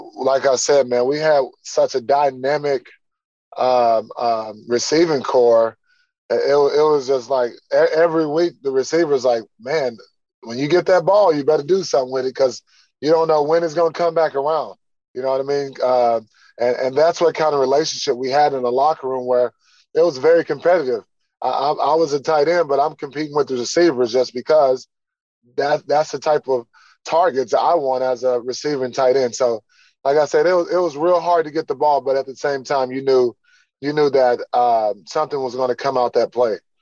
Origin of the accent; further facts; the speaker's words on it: Texas, United States; moved away; coming back my home state um, with family here